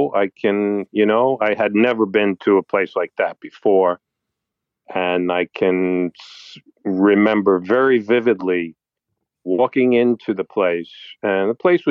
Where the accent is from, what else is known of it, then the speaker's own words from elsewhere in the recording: New York City, New York, United States; I'm from New York City and have been my whole life